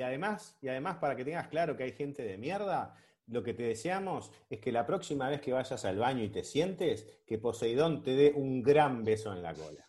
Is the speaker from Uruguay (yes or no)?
yes; Uruguay; Los uruguayos somos gente de mierda